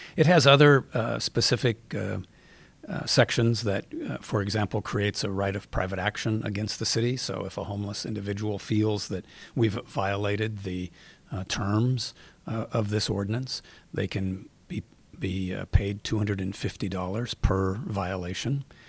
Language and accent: English; Seattle, Washington, United States; I grew up in Seattle. I've been here, um, my whole life